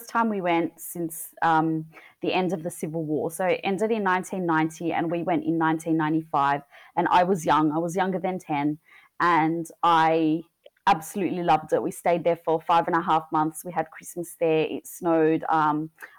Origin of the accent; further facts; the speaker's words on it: Australia; I was born and raised in Australia